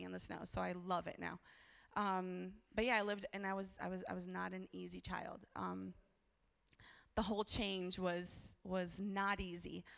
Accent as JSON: {"language": "English", "country": "Brazil", "tie": "born or raised there", "said": "I was born in Brazil"}